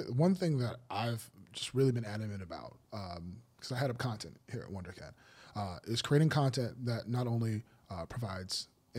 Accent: United States; I'm American

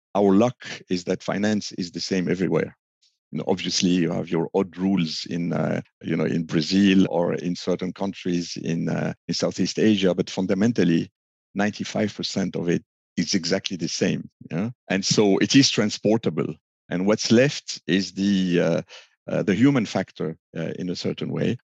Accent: Lebanon; moved away; also born or lived in France / United States; I was born in a very small country, uh, doomed with civil war and uh, more and economic crashes and the like. I'm from Lebanon

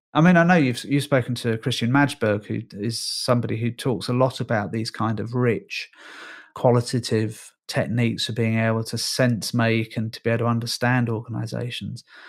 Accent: Northern Ireland, United Kingdom; moved away; I'm Irish by birth. I was born in Northern Ireland.

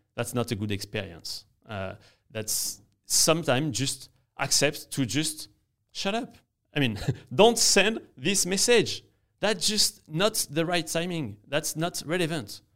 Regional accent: France; English is a second language; moved away as an adult; now in New York, United States; I'm in New York and, uh, and I'm from France, as you can hear

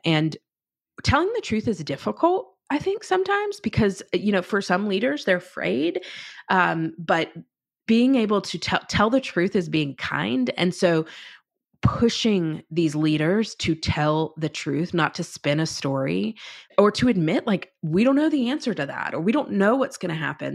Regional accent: North Carolina, United States; moved away as an adult; I was from North Carolina

